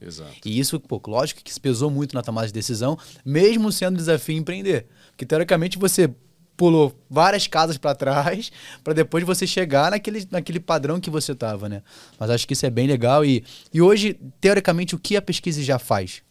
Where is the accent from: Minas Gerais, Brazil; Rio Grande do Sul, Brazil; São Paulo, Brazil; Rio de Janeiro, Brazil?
Rio de Janeiro, Brazil; eu sou carioca